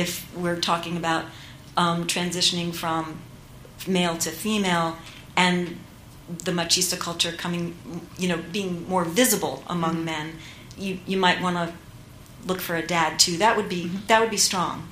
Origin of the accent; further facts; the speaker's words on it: New York, United States; I'm a Puerto Rican, so my mom was Puerto Rican, my father was Jewish, and I grew up in New York